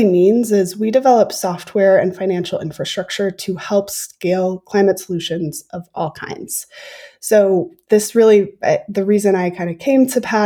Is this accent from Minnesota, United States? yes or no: yes; Minnesota, United States; I grew up in Minnesota